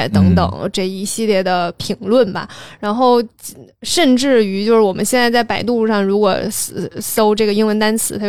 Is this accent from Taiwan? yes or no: no; Northeast China, China; 我们东北人说话都比较夸张。